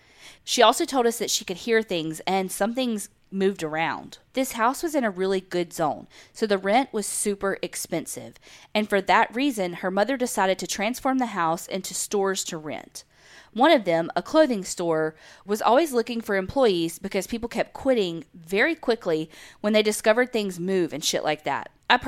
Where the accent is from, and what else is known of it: United States; accent: country; also born or lived in Houston, Texas